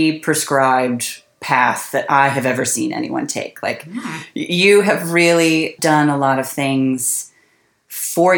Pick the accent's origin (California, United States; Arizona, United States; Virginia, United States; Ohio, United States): California, United States; suburb outside San Francisco; I grew up in a very... It was like a small to medium-sized suburb outside San Francisco.